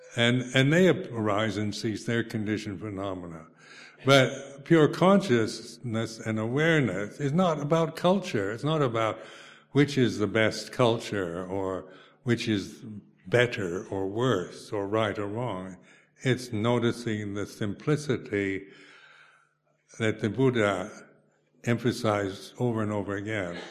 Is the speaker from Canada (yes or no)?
no; United States; moved away as an adult; now in United Kingdom; being an American, you know, I was brought up in the McCarthy area, era